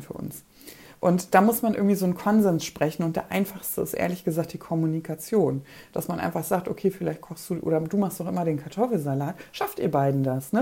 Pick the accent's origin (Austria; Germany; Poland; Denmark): Poland; moved away; Ich komme aus Polen